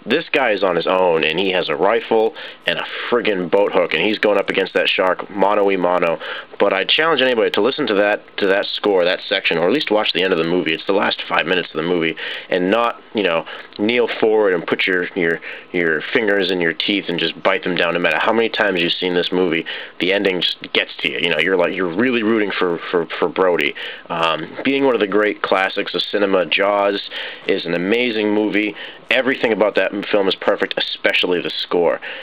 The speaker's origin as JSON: {"language": "English", "area": "Cape Cod", "region": "Massachusetts", "country": "United States", "tie": "born or raised there", "said": "growing up on Cape Cod"}